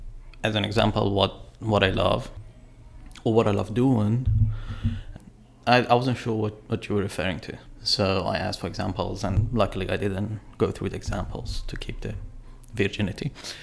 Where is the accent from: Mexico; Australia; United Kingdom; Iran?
Iran; first language fa; English is a second language; let me tell you this, that my mother tongue is Farsi, right? And as much as I can talk and express myself in that language, I probably won't be able to do the same quality in English.